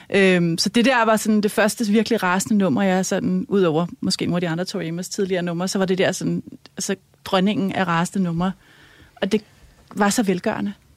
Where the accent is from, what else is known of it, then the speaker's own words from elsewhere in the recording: Helsinge, Capital Region of Denmark, Denmark; jeg er vokset op i Helsing, i, øh, i sådan et øh, rødt parcelhus